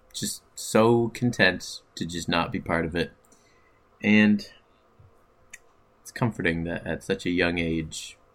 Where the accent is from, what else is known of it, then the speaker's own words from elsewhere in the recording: Ottawa, Ontario, Canada; it's in Ottawa. It's in my hometown